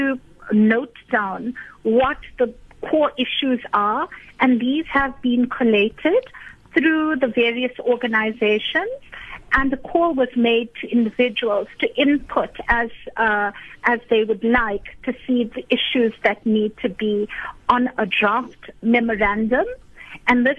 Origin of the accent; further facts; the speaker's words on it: South Africa; as South African citizens